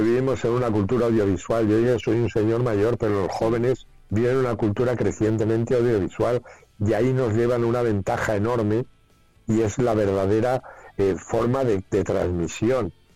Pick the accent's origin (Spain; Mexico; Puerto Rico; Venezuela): Spain; quiénes somos los españoles